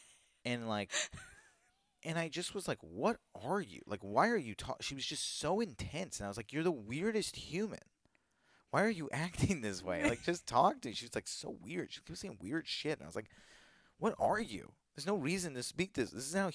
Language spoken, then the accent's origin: English; Virginia, United States; maybe it's because I grew up in Virginia in an area where that was who they are.